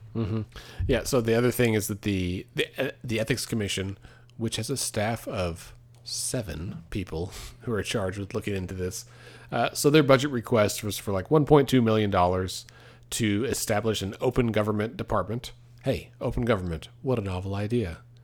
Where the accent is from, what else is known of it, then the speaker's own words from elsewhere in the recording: Texas, United States; now in Oklahoma, United States; growing up in Texas, for a long time, my optometrist was in Walmart